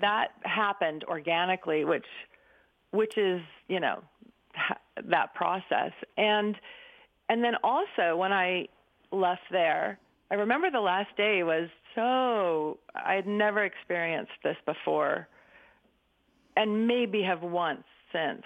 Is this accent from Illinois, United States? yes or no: no; Berkeley, California, United States; I grew up in 1962 in Berkeley, so it's kind of like right at the hot spot